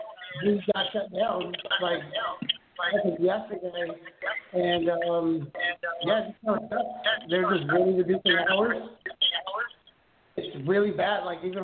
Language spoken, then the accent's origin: English; Los Angeles, California, United States; I'm from {S6} Hey, {S7} LA.